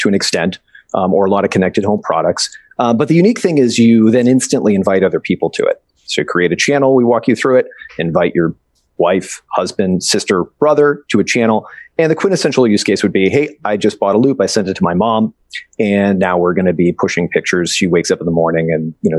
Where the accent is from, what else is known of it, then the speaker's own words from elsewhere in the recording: Boston, Massachusetts, United States; now in West Coast, United States; I'm from the East Coast. I'm from Boston originally. Now I'm out here in the West Coast.